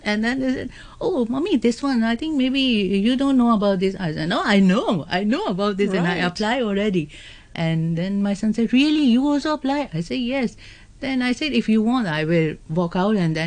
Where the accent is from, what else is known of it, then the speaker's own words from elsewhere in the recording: Pakistan; English is a second language; now in Hong Kong; I'm basically from Pakistan